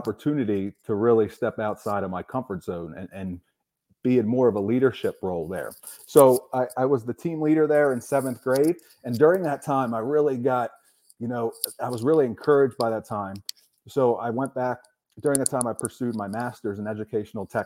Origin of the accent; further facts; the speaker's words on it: Quarryville, Pennsylvania, United States; I'm from Southern Lancaster County, Pennsylvania, Quarryville